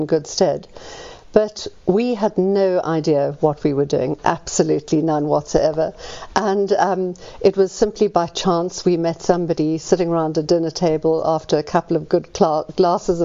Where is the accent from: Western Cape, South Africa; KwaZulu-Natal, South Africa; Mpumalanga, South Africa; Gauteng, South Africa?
Gauteng, South Africa; Johannesburg; I'm a South African. I was born in Joburg.